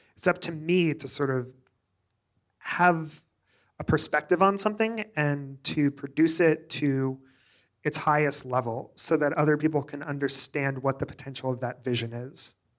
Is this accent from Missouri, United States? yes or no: yes; Joplin, Missouri, United States; moved away; also born or lived in New York / Springfield, Missouri; I grew up in a small town in Southwest Missouri called Joplin, Missouri.